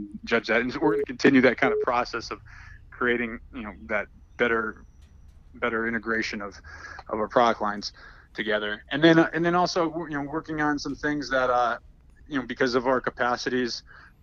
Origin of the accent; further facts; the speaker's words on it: Massachusetts, United States; I grew up in Massachusetts